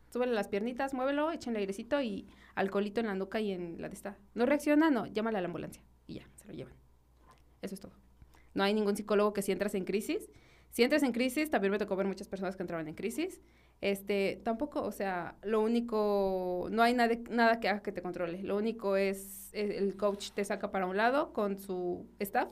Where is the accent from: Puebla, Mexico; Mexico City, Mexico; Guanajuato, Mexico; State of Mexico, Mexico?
Guanajuato, Mexico; soy originaria de, Guanajuato Capital